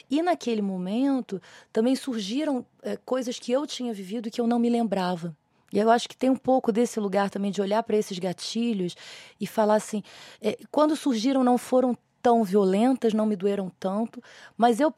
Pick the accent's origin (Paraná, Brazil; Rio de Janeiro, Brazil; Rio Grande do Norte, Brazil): Rio de Janeiro, Brazil; now in São Paulo, Brazil; Eu vim do Rio de Janeiro para São Paulo para estudar dramaturgia, porque no Rio de Janeiro não tinha nenhum lugar similar